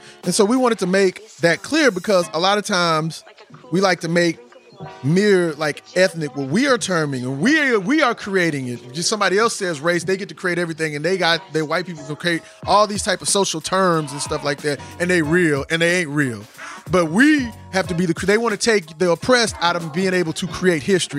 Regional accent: Austin, Texas, United States; I'm from Austin

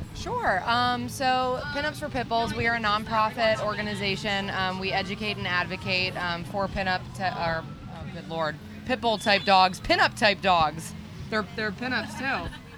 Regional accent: Reading, Pennsylvania, United States; we're from the Reading, Pennsylvania area

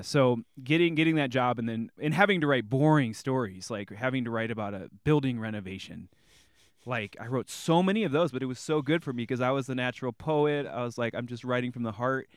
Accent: Bloomington, Illinois, United States; moved away; also born or lived in Gunnison, Colorado; my hometown in Bloomington Normal

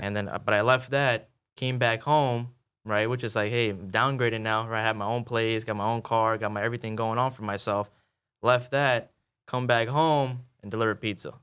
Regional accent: Chicago, Illinois, United States; moved away as an adult; also born or lived in Kansas City, Missouri; I'm born and raised in Chicago

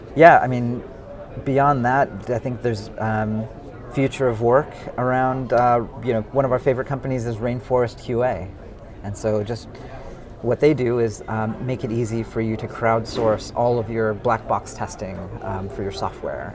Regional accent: San Francisco Bay Area, California, United States; I grew up in the San Francisco Bay Area

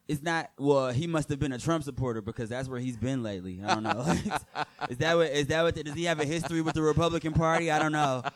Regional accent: Michigan, United States; moved away as an adult; now in New York, United States; people were referencing my accent, which I was horribly in denial of having. Like, cause in Michigan, nobody ever tells

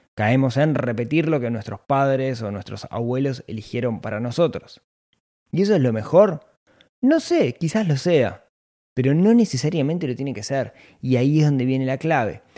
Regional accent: Ciudad de la Costa, Canelones, Uruguay; nací en la ciudad de la costa

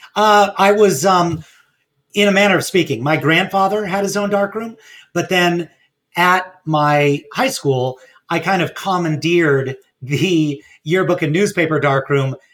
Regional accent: Los Angeles, California, United States; working at a small camera store in my hometown of Pacific Palisades

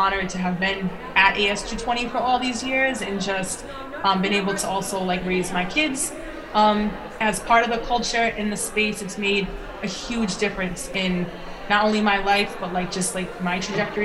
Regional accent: Rhode Island, United States; we're from Rhode Island.

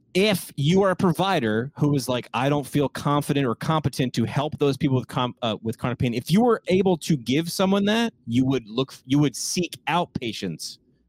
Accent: New York, United States; also born or lived in Bronx; I grew up in New York

